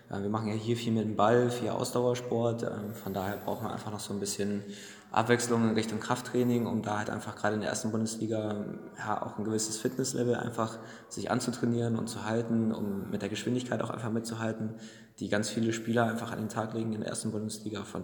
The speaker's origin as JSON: {"language": "German", "country": "Germany", "said": "Wir kommen aus der Nähe von Bremen und da hat sich das angeboten."}